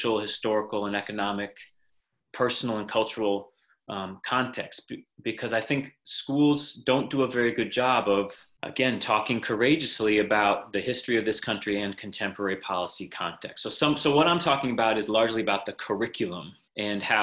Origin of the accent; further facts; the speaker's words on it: Moretown, Vermont, United States; moved away as an adult; also born or lived in New York City / West Africa; I grew up in Vermont, went to Harwood Union High School, and grew up in Moortown